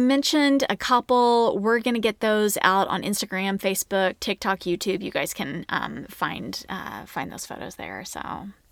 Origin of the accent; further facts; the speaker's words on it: Oklahoma, United States; now in Dallas, United States; we're from Oklahoma